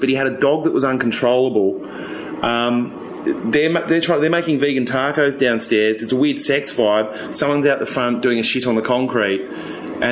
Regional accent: Australia; moved away; From Australia.

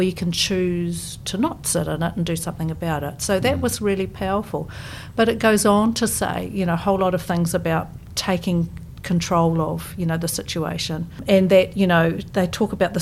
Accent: Auckland, New Zealand; moved away as an adult; now in Christchurch, New Zealand; I grew up in Ponsonby in Auckland

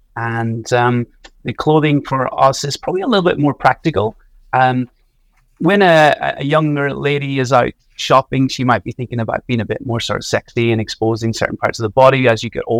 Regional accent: Donegal, Ulster, Ireland; I'm from Donegal in the northwest of Ireland

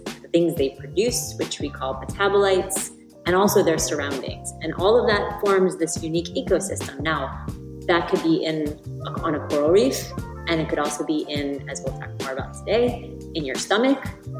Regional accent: New York, United States; now in Venice, California, United States; I live in Venice, California, although I grew up in New York

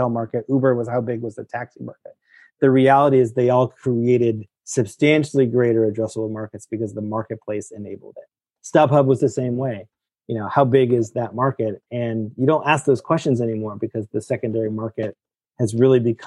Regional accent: Petaluma, California, United States; I grew up in San Francisco or in a place called Petaluma, which is north of San Francisco

